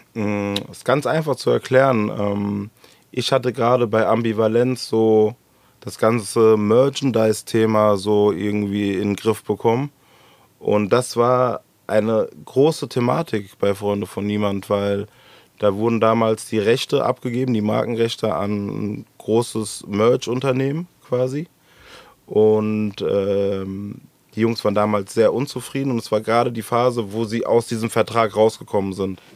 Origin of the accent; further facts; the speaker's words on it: Frankfurt, Hesse, Germany; Ich bin da schlicht und ergreifend nur geboren, wohne schon immer hier im Gallus